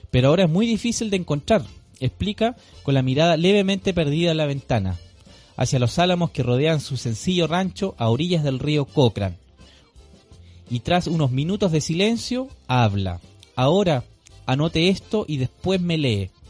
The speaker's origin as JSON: {"language": "Spanish", "town": "Santiago", "region": "Santiago Metropolitan Region", "country": "Chile", "said": "Lo digo por experiencia propia, soy de Santiago. Como organización mapuche levantamos una casa de salud ancestral mapuche."}